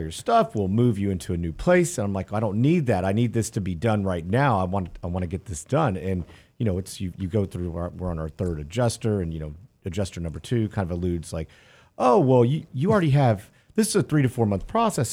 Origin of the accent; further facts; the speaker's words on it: Houston, Texas, United States; I grew up in Houston where it flooded often